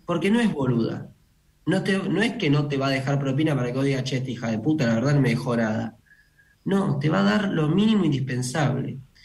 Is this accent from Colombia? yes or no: no; Argentina; somos argentinos